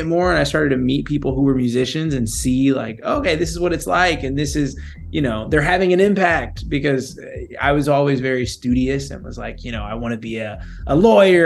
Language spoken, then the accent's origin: English; Texas, United States; moved away as an adult; now in Los Angeles, United States; I'm from Texas. I moved out to L.A. for work after college